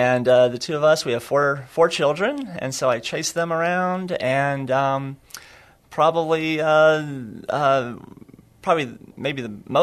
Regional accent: Sachse, Texas, United States; moved away as an adult; also born or lived in Austin, Texas; now in San Antonio, United States; I'm from Sachse, Texas

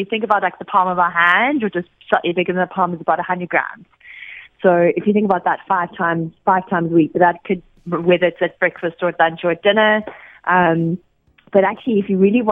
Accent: South Africa; as a South African

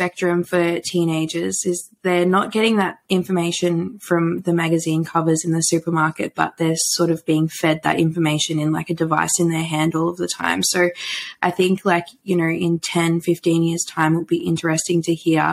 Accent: Warragul, Victoria, Australia; moved away as an adult; also born or lived in Melbourne, Australia; now in Brisbane, Australia; born and bred in Warrigal, where I lived for most of my life.

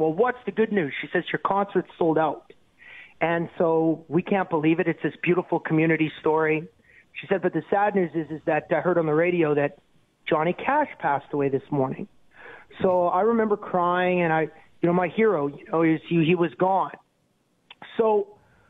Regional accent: Canada; as a Canadian

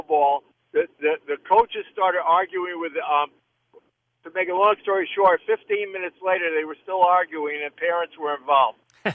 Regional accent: New York City, New York, United States; We were growing up in New York City area back in the 50s

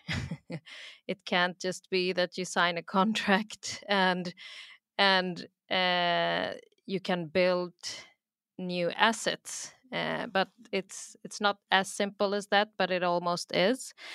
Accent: Sweden; also born or lived in Pakistan; I'm from Pakistan, I'm born in Sweden, and then when I was young, we would travel back every other year

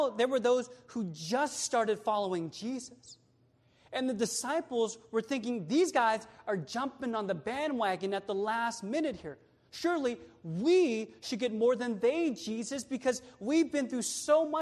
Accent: Sacramento, California, United States; now in Bay Area, United States; I'm from Sactown, born and raised there

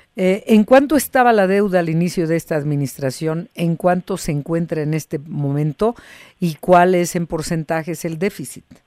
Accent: Mexico; somos los mexicanos

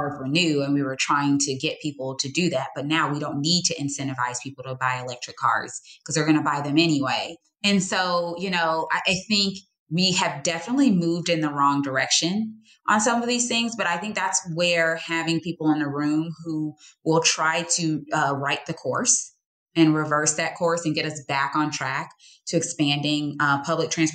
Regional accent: Georgia, United States; I'm born and raised in Georgia

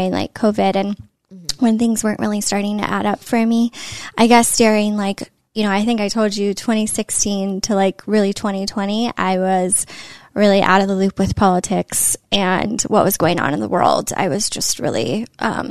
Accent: Northern California, United States; now in Los Angeles, United States; born and raised in California, Northern California.

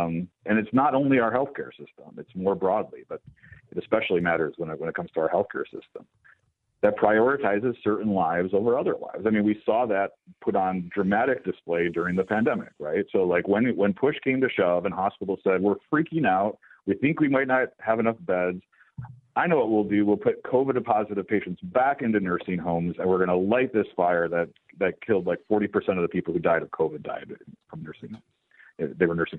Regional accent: New Jersey, United States; my home state of New Jersey

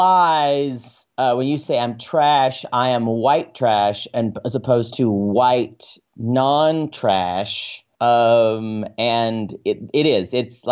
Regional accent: the South, United States; that is a gross thing we say in the South.

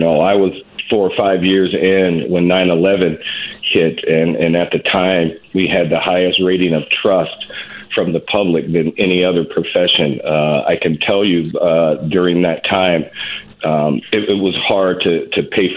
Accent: Detroit, Michigan, United States; now in St. Cloud, United States; I grew up in Detroit, Michigan, in one of the most violent precincts in the most violent city at the time

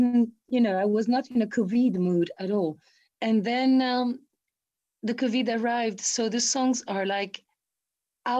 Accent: Italy; Italian people and Brazilian people, we're

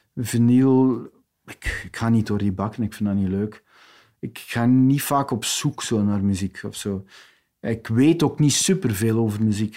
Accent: West Flanders, Belgium; ik ben een West-Vlaming

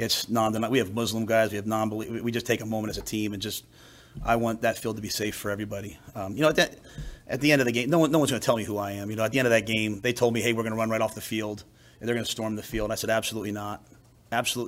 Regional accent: New York City, New York, United States; moved away; I grew up in New York City

